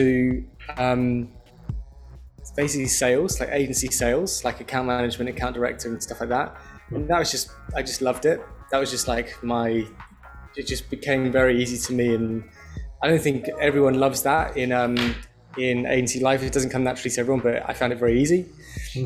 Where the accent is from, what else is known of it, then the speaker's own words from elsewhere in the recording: London, United Kingdom; I grew up in North London